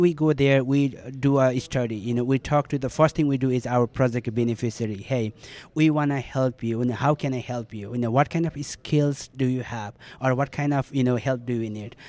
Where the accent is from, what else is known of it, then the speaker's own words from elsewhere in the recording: Nepal; I grew up uh, in such a you know critical uh, time of the you know the country